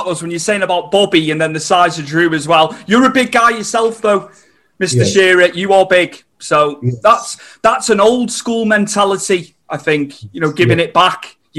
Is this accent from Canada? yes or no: no; Wales, United Kingdom; Obviously, I'm from Wales.